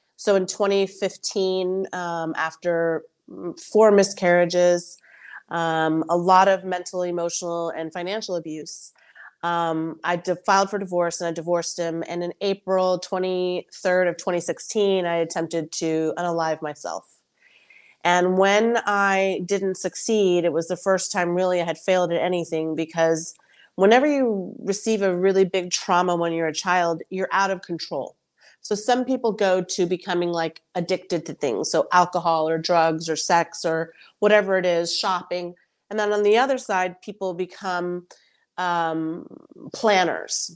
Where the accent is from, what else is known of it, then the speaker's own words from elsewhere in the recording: United States; I'm a first generation American, so I'm Colombian American